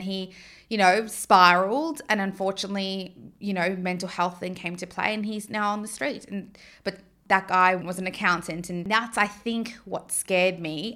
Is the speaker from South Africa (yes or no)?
yes; South Africa; now in Australia; growing up in South Africa